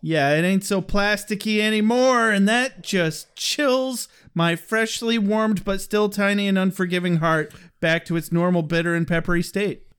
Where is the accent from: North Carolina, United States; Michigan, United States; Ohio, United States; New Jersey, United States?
Michigan, United States; we're from Michigan